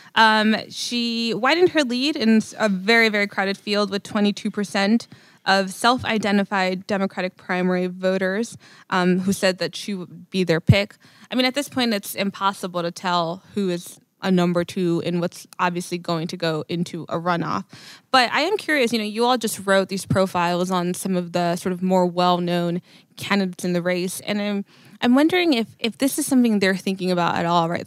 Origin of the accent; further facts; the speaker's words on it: Laredo, Texas, United States; also born or lived in Austin; my hometown in Laredo